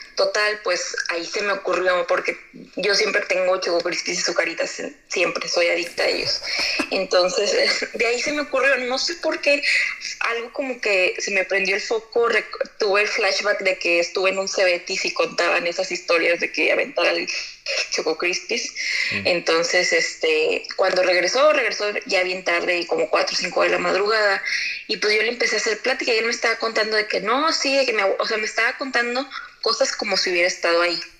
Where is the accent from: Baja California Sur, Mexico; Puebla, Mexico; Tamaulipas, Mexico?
Tamaulipas, Mexico; Tampico; now in Monterrey, Mexico; Soy de Tampico, pero radico en Monterrey